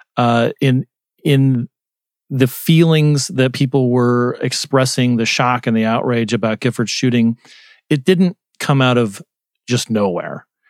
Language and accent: English; Arizona, United States; moved away; I was in my home state of Arizona